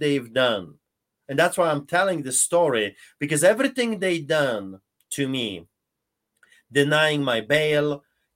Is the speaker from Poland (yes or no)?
yes; Poland; English is a second language; now in Canada; listen to my accent. I grew up behind the Iron Curtain under the boots of the Soviets during the Soviet occupation of Poland.